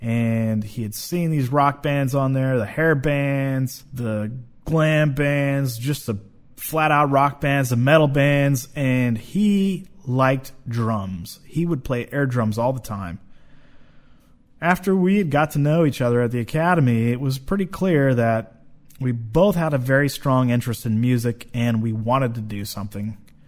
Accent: Kent, Washington, United States; also born or lived in Seattle; I grew up in Seattle

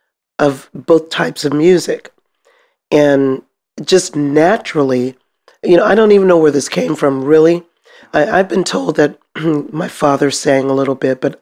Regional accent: Richmond, California, United States; Yes, sir. Rochester Village.

